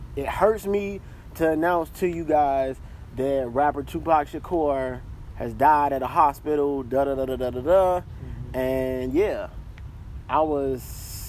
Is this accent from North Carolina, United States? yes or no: no; Chicago, Illinois, United States; also born or lived in South Georgia / Atlanta, Georgia; I'm from Chicago, but I'm from Chicago, grew up in Chicago on right. the South Side